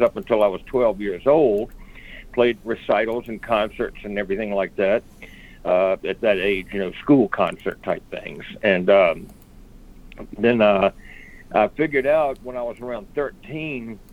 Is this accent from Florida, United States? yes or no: no; Virginia, United States; moved away as an adult; now in Nashville, United States; I grew up in Virginia, and then after I joined the Army, got out, and I started pursuing music. And I finally moved into Nashville in 1990